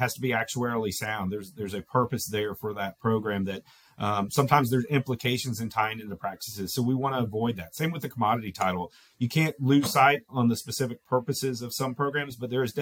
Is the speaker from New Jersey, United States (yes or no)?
no; Florida, United States; moved away; I come from Florida originally.